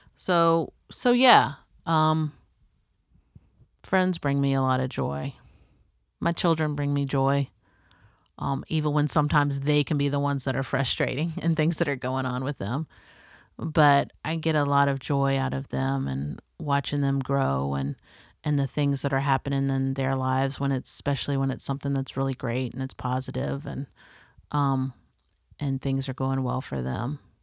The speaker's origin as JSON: {"language": "English", "region": "North Florida", "country": "United States", "tie": "born or raised there", "said": "growing up in the South, um, and North Florida is very much the South"}